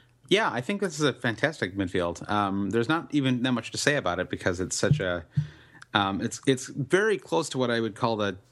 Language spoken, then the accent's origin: English; United States